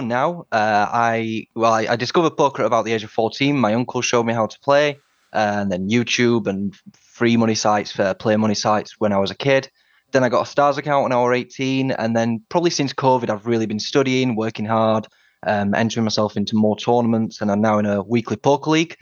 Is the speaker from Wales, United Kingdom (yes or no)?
no; Sheffield, Yorkshire and the Humber, United Kingdom; also born or lived in Washington, D.C.; I'm from Sheffield in the north of England